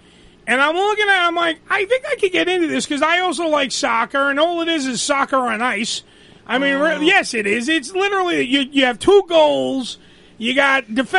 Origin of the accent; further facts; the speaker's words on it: New York City, New York, United States; Remember, we lived on Staten Island for most. Well, I've lived on it for my whole life.